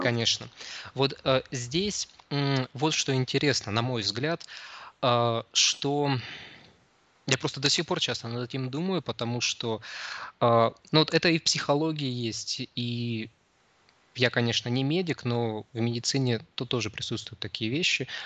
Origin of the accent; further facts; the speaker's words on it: Krasnoyarsk, Krasnoyarsk Krai, Russia; moved away as an adult; now in Saint Petersburg, Russia; я родился в Петербурге, но мои родители, когда мне было еще совсем немного лет, они переехали в Красноярск. И, собственно, вырос я там.